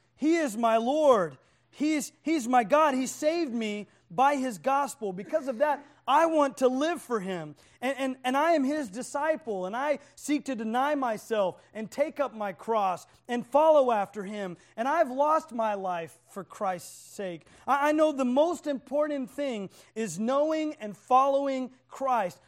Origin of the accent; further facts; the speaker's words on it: Oklahoma, United States; I'm from Oklahoma